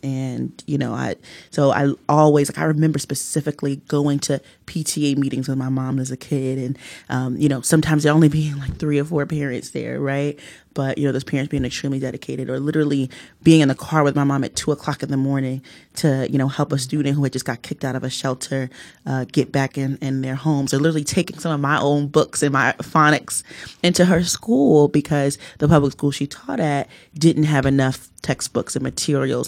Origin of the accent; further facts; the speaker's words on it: Newark, New Jersey, United States; I was born and raised here in Newark.